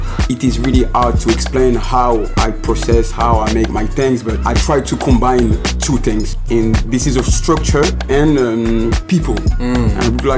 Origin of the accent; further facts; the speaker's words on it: Cergy, Île-de-France, France; born there; I was born in Sergi.